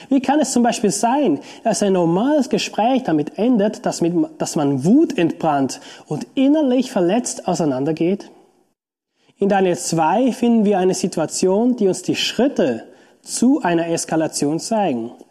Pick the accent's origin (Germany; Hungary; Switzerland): Switzerland; Beispielsweise kann ich als Schweizer von einem Deutschen nicht verlangen, dass er sich wie ein Schweizer verhält.